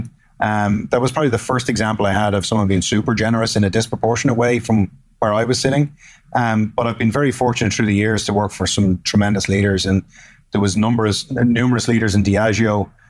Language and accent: English; Ireland; accent: Irish brogue; moved away as an adult; also born or lived in New York; now in United States; So started out my career in Ireland for the first sort of decade of my career